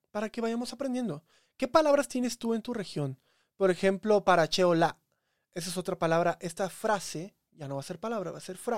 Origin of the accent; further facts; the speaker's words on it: Veracruz, Mexico; Me crié en Veracruz, pero yo sé de todo.